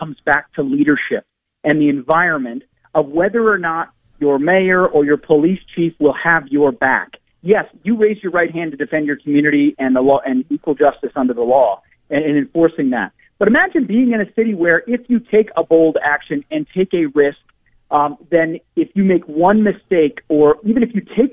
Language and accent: English; just north of Minneapolis and St. Paul, Minnesota, United States; I'm from Minnesota. I was born and raised just north of Minneapolis and St. Paul